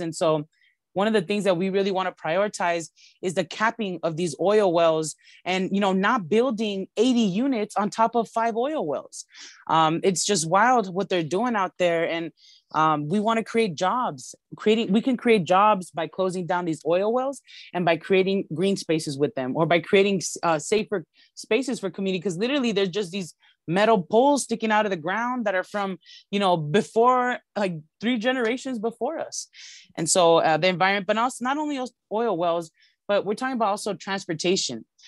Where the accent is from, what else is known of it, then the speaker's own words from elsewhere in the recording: Los Angeles, California, United States; I was born and raised in Highland Park in C D one. I've lived here my whole life for over thirty years